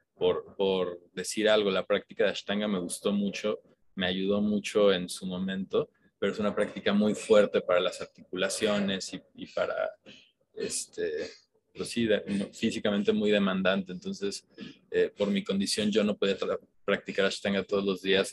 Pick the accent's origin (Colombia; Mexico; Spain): Mexico; como mexicanos